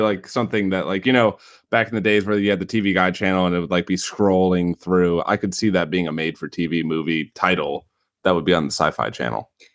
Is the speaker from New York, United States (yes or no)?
no; Beloit, Wisconsin, United States; accent: Midwestern; there's a town near me called Beloit, or where I grew up called Beloit.